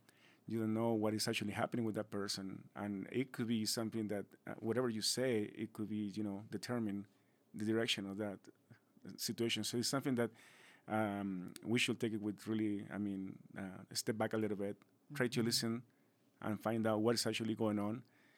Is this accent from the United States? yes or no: no; Chile; moved away; I'm originally from Chile